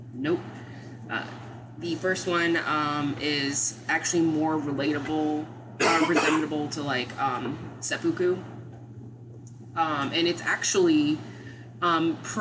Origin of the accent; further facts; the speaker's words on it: Maryland, United States; I'm from Maryland.